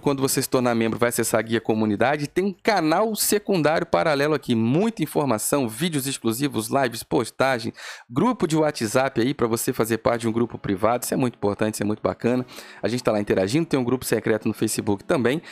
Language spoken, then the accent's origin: Portuguese; Rio de Janeiro, Brazil; Estou aqui para defender o povo carioca. Estou aqui para defender o meu povo, minha terra, minha gente